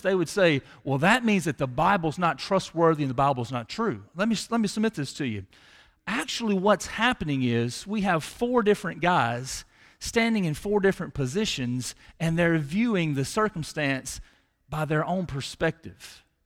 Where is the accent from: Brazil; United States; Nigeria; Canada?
United States; Tupelo, Mississippi; around seventeen years old, I grew up in Chippewa